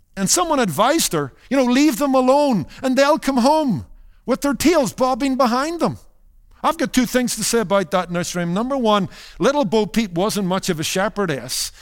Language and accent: English; Northern Ireland, United Kingdom; When I was growing up in Northern Ireland